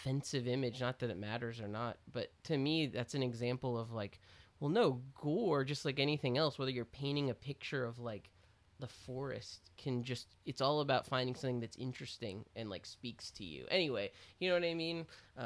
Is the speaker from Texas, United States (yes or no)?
yes; Austin, Texas, United States; I was a kid who got into punk. I was from Austin.